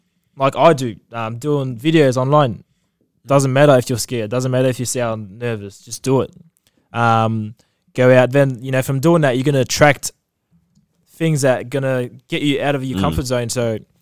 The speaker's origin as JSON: {"language": "English", "country": "Australia", "said": "I'm from Australia"}